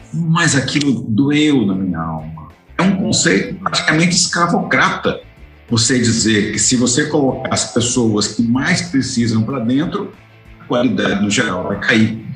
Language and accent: Portuguese; Goiás, Brazil; now in Santa Catarina, Brazil; eu sou de Goiás, no meu estado de origem, mas aqui eu fui convidado para trabalhar na Universidade Federal